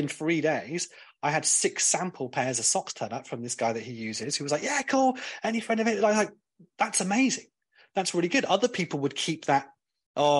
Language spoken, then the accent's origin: English; Cornwall, South West England, United Kingdom; I'm from Cornwall and we say bath